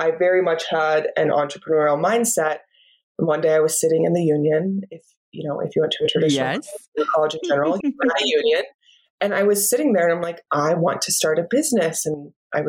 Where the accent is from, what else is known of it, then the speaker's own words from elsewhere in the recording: Iowa, United States; moved away; I am a Midwest girl, just like you, born and raised in Iowa